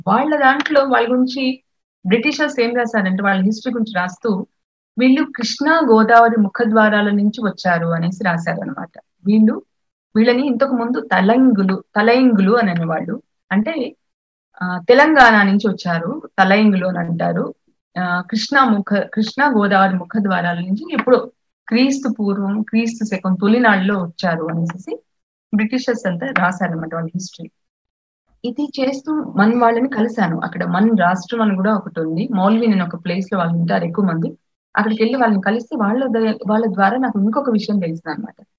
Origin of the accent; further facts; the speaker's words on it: Mahabubnagar district, Telangana, India; actual గా మాది మహబూబ్ నగర్ జిల్లా అండి మా స్వస్థలం మహబూబ్ నగర్ జిల్లా